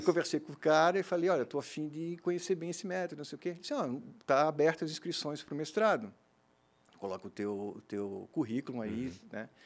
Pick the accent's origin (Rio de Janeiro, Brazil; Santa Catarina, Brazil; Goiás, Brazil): Santa Catarina, Brazil; Blumenau; also born or lived in Gaspar / Florianópolis; eu nasci em Gaspar, né? Uhum. Fiz todos os meus estudos aqui em Blumenau. Né? Eu vim para cá fazer minha quinta série no Santo Antônio, fiquei até o terceirão aqui